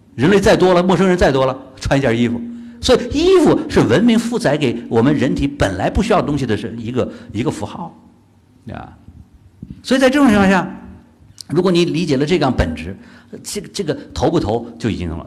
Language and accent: Chinese; China; 我们中国人